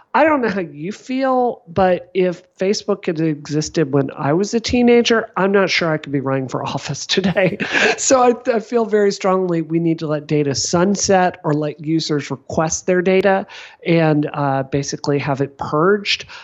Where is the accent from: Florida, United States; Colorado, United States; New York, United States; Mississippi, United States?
Mississippi, United States; now in Massachusetts, United States; I grew up in Mississippi